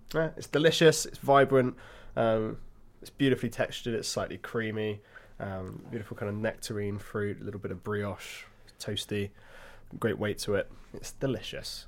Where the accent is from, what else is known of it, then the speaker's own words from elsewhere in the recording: Hampshire, South East England, United Kingdom; I was born in Hampshire.